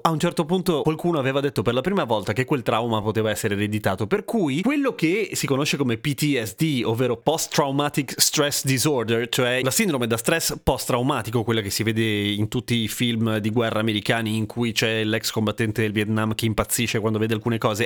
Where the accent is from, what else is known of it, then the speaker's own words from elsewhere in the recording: Italy; io sono nato in Italia